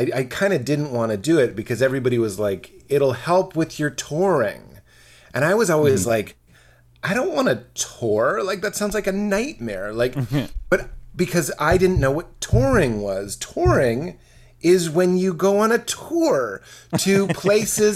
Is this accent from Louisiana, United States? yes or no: no; Boston, Massachusetts, United States; I'm from Boston, this is what my dad sounds like